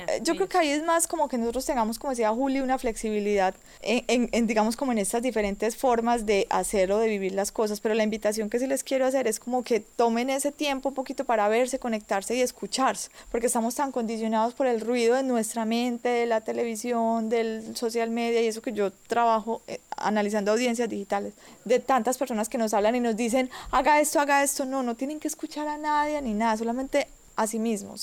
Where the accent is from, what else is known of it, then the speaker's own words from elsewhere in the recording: Quindío, Colombia; also born or lived in Medellín; yo vengo de Colombia, el Quindío, la región cafetera.